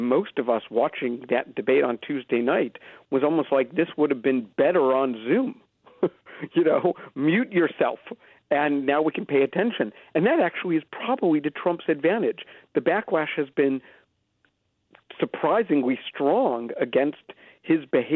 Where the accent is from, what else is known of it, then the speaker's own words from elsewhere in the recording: Philadelphia, Pennsylvania, United States; now in Canada; I am an American. I grew up in Philadelphia.